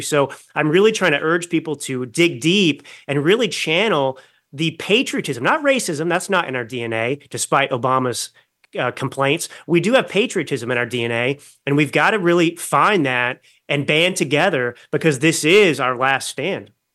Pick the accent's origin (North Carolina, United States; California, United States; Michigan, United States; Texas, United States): Texas, United States; Dallas; moved away as an adult; also born or lived in New York City / Milan, Italy / West Hollywood; now in Napa Valley, United States; I grew up in Dallas, Texas